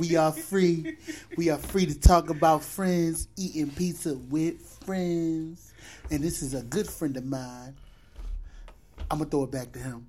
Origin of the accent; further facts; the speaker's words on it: Philadelphia, Pennsylvania, United States; We live in Philadelphia, born and raised. I live in West Philly, but I'm not from West Philly. I'm actually from the city.